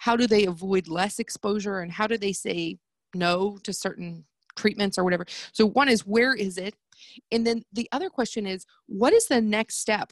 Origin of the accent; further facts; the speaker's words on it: United States; moved away; I am American.